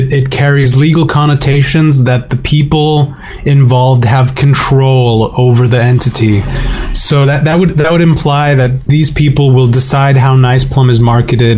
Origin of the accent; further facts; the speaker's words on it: Slovakia; my home country of Slovakia